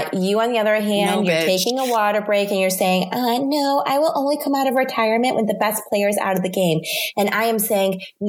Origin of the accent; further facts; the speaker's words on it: United States; accent: American English; I'm American.